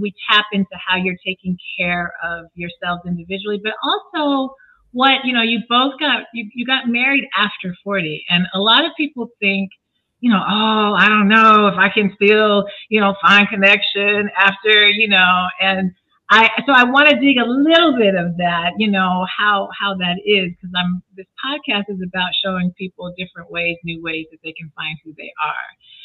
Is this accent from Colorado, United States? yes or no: yes; Colorado, United States; I'm from Colorado